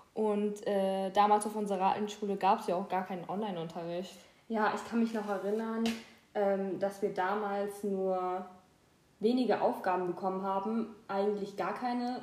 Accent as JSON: {"language": "German", "town": "Mannheim", "region": "Baden-Württemberg", "country": "Germany", "said": "wir kommen beide aus Mannheim."}